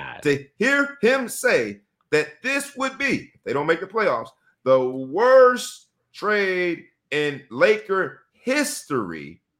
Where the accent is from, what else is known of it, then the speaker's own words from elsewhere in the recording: Fort Lauderdale, Florida, United States; I'm from the Let's Throw Handsville section of Fort Lauderdale.